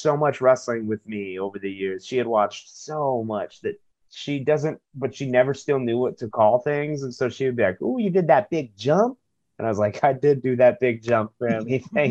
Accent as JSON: {"language": "English", "town": "Chula Vista", "region": "California", "country": "United States", "tie": "born or raised there", "said": "I grew up near the border in Chula Vista down South San Diego"}